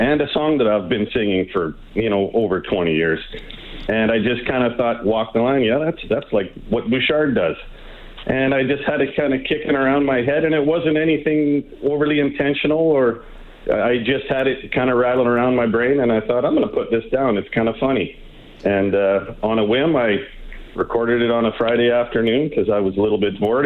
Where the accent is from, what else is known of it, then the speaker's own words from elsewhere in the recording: Drayton Valley, Alberta, Canada; now in Nelson, Canada; I was raised in Drayton Valley, Alberta. Uh, grew up in the '70s and the '80s